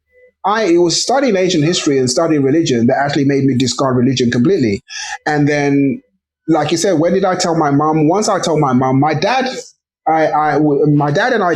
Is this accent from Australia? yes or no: no; England, United Kingdom; also born or lived in Nigeria; I was born in England, so obviously that kind of precociousness that you get from being raised in England